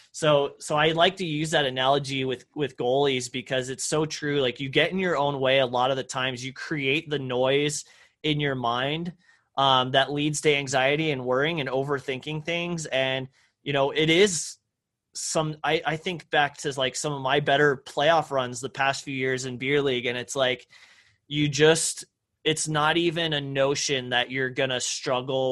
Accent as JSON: {"language": "English", "town": "Parker", "region": "Texas", "country": "United States", "tie": "born or raised there", "said": "I grew up on a horse ranch in Texas, you know, in a very rural town called Parker, you know, about an hour northeast of Dallas"}